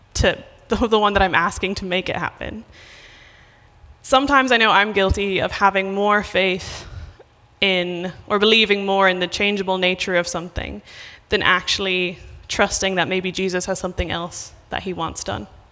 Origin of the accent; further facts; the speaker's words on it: Ireland; moved away; I'm from Ireland